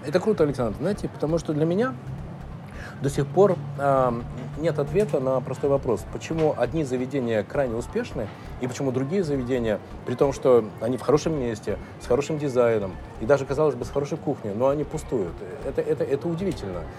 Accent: Russia; мы из России

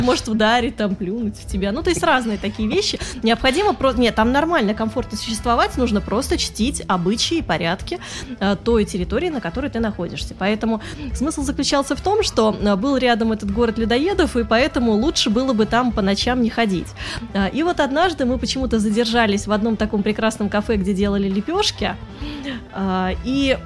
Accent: Saint Petersburg, Russia; moved away as an adult; now in Moscow, Russia; я сама петербурженка

